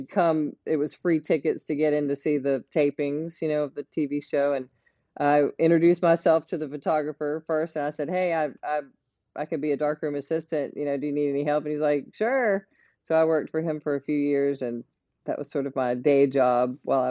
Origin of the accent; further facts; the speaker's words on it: Florence, South Carolina, United States; I'm from Florence, South Carolina.